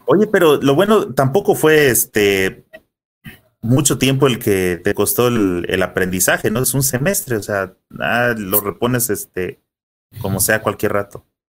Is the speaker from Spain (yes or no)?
no; Mexico; como mexicanos